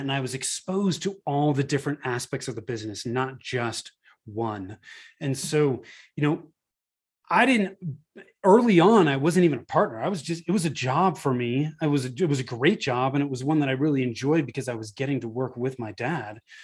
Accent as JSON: {"language": "English", "region": "Northern California", "country": "United States", "tie": "born or raised there", "moved": "as an adult", "lives_now": "Denver, Colorado, United States", "said": "I moved from Northern California, where I was born and raised, to, uh, the Denver, Colorado area"}